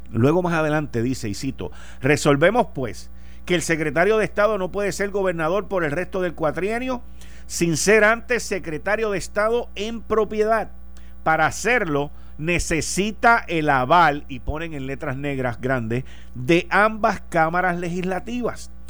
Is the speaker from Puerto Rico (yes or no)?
yes; Puerto Rico; como puertorriqueño